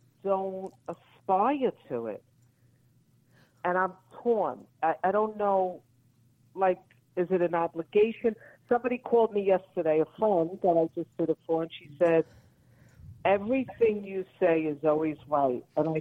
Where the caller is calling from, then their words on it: Florida, United States; I'm calling from Florida.